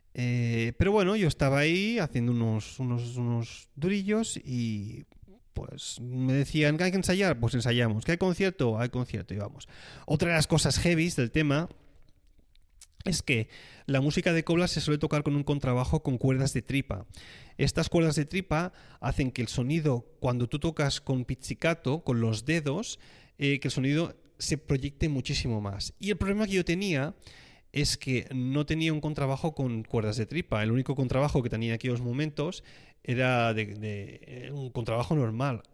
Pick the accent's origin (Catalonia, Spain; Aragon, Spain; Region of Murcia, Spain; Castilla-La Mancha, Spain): Catalonia, Spain; moved away; soy catalán